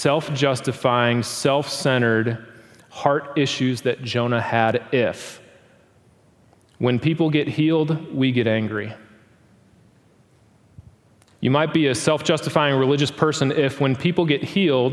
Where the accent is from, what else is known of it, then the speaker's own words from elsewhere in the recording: Milwaukee, Wisconsin, United States; now in Tulsa, United States; Growing up in Milwaukee, Wisconsin